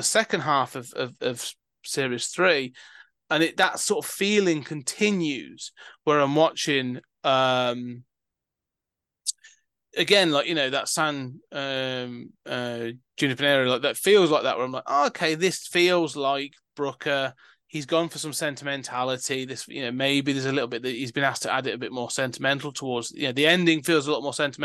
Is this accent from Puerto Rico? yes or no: no; United Kingdom